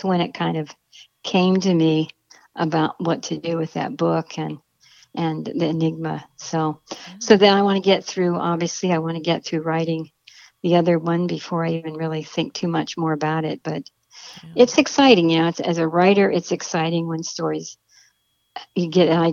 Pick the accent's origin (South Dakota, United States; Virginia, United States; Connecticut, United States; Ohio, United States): Ohio, United States; Akron; Akron, Ohio is my hometown